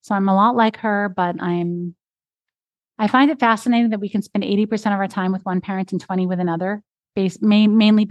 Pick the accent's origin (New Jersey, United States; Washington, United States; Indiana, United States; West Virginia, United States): New Jersey, United States; Ridgewood; I grew up in Ridgewood, New Jersey